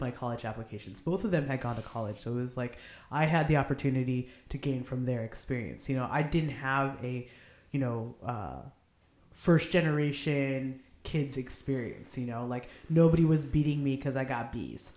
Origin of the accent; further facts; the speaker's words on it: Arcadia, California, United States; also born or lived in Philadelphia; I grew up in Arcadia. I was born in Philadelphia, though